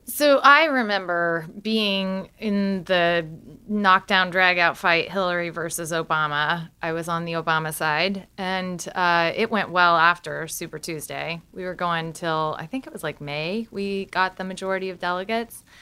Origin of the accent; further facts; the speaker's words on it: Galesburg, Illinois, United States; I'm from Galesburg, Illinois.